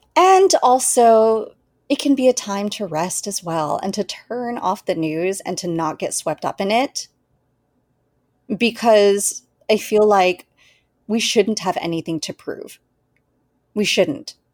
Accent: United States; being born and raised in the United States

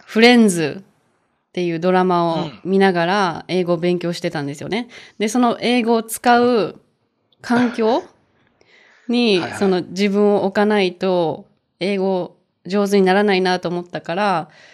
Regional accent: Japan; moved away as an adult; also born or lived in Spain; しゅんさんも私も日本で生まれ育ったんですけど、海外に住んだこともあります。

